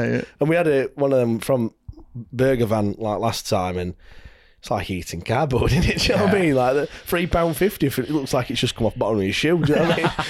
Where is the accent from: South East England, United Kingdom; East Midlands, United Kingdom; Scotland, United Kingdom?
East Midlands, United Kingdom; Leicester; so I come from Leicester. So we're not Plymouth fans